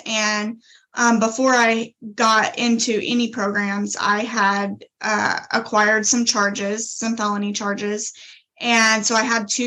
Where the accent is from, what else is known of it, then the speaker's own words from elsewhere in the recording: a small town just south of Tulsa, Oklahoma, United States; Originally, I am from Oklahoma, and I grew up in a small town just south of Tulsa.